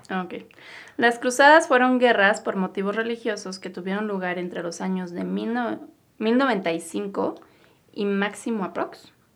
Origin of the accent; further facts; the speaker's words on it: Mexico; nosotros somos mexicanos